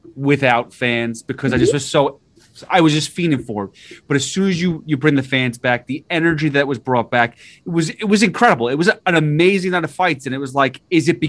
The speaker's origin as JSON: {"language": "English", "town": "New York City", "region": "New York", "country": "United States", "said": "That's where my family's from. We come from the Bronx, Morris Park"}